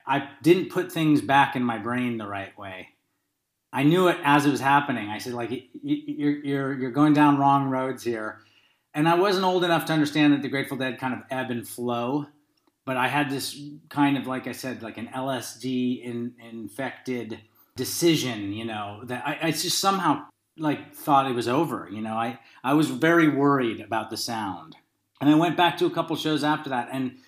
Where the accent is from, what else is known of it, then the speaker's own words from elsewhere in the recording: Berkeley, California, United States; I grew up in Berkeley, California, and I had a neighbor across the street.